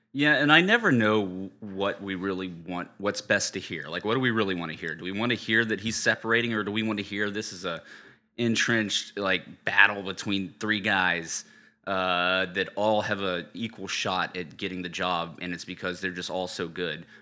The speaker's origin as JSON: {"language": "English", "town": "Charleston", "region": "South Carolina", "country": "United States", "tie": "born or raised there", "moved": "yes", "lives_now": "San Francisco, United States", "said": "Growing up in Charleston"}